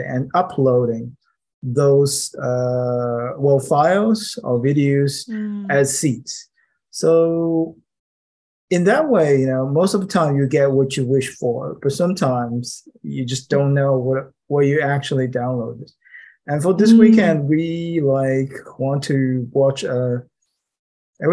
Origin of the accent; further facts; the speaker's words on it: Shanghai, China; English is a second language; moved away as an adult; Shanghai, my hometown